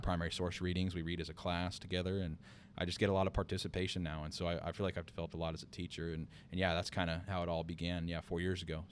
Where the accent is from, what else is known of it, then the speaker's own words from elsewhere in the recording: Bakersfield, California, United States; moved away as an adult; also born or lived in Los Angeles / Big Sur; born and raised in Bakersfield